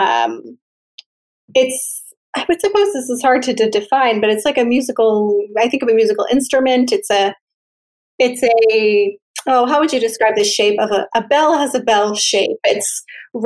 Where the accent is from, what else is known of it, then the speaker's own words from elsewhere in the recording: Ontario, Canada; also born or lived in São Paulo, Brazil; I'm from Ontario